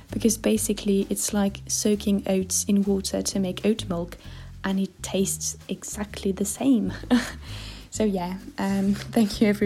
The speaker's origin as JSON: {"language": "English", "country": "Chile", "said": "I'm from Chile"}